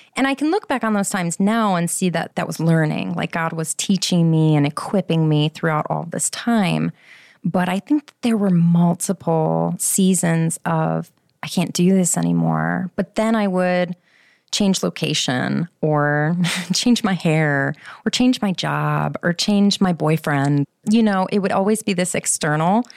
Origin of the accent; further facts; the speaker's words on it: Schaumburg, Illinois, United States; moved away; I'm from Schaumburg originally